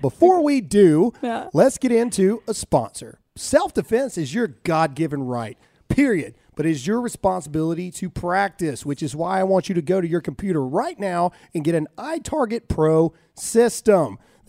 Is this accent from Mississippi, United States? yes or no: yes; Mississippi, United States; That's how it is where we're from. So we're from Mississippi. There's no pro team in Mississippi.